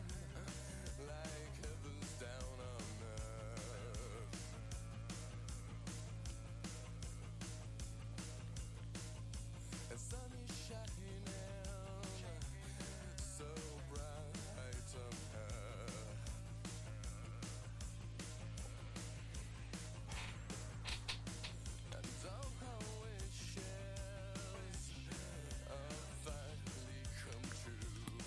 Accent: United States; I'm American.

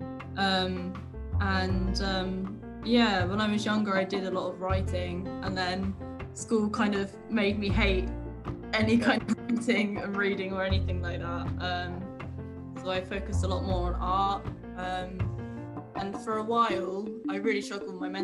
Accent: Brighton, South East England, United Kingdom; I live in Brighton, and I've always lived in Brighton

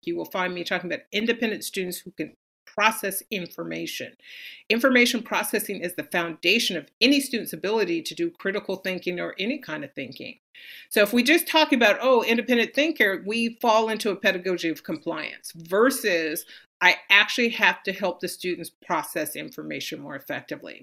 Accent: San Francisco, California, United States; I grew up in San Francisco

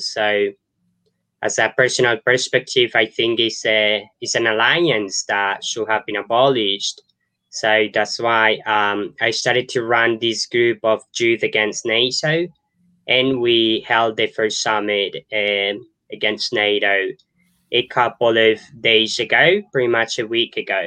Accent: Colombia; I was born in Colombia and I grew up in Colombia

